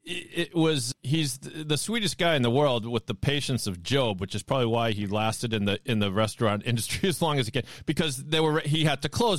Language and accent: English; Sharon, Massachusetts, United States; I'm a Sharon boy. I'm a Sharon boy